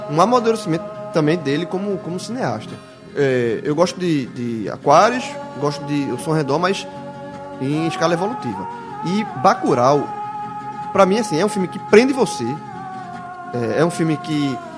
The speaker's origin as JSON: {"language": "Portuguese", "region": "Northeast Region", "country": "Brazil", "said": "adoração a armas, isso, na verdade, está enraizada na nossa, na nossa vida desde muito tempo, desde como nordestino."}